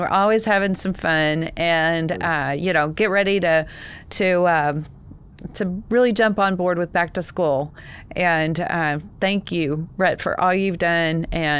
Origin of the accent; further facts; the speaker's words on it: Texas, United States; accent: Texas; That's my Texas accent.